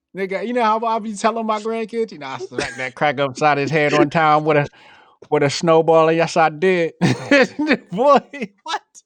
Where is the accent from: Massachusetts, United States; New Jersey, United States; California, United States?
New Jersey, United States; I grew up in Jersey.